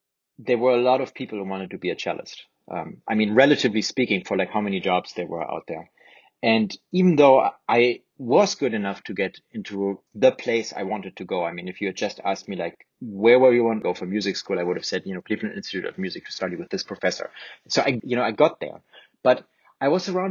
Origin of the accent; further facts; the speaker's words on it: Germany; first language German; English is a second language; moved away as an adult; now in United States; I wasn't confined to my hometown. I wasn't confined to Germany necessarily